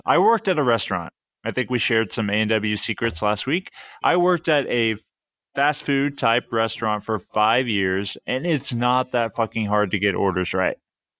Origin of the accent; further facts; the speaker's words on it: United States; It's a little odd, right? We're from the States.